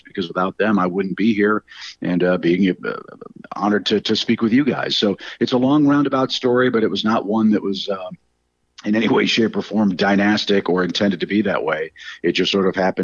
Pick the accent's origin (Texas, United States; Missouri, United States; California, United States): Missouri, United States; St. Louis; I grew up in St. Louis, didn't see my dad very much until I came to college.